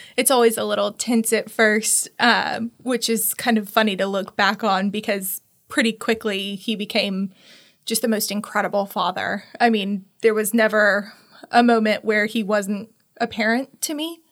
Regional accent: Tallahassee, Florida, United States; I was born and raised in Tallahassee

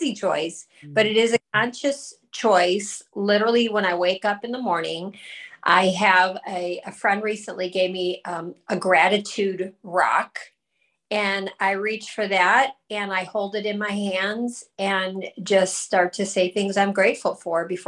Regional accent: Northeast Ohio, United States; also born or lived in California / Rochester, New York / Cleveland; I grew up in Northeast Ohio, where I'm currently living, but I grew up here

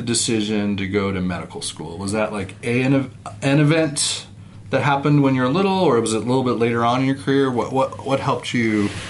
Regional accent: Utah, United States; I grew up in Utah, too

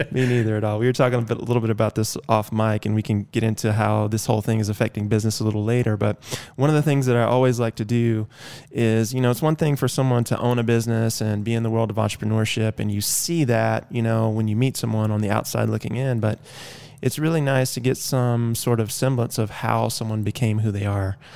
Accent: Athens, Georgia, United States; moved away; I grew up in Athens, Georgia, which is a beautiful college town

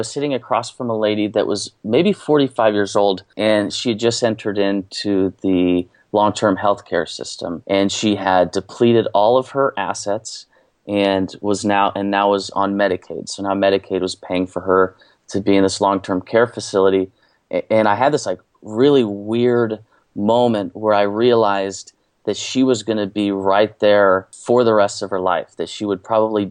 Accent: Kansas, United States; also born or lived in Westcliffe, Colorado; now in Missouri, United States; So I grew up in Kansas and moved out to Colorado

